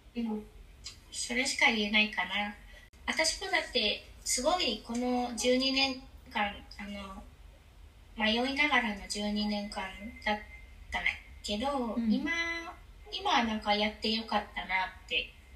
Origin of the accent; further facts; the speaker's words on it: Kyushu, Kumamoto, Japan; moved away as an adult; now in Spain; やっぱり私も日本社会で育てられてきてしかもあの九州の熊本って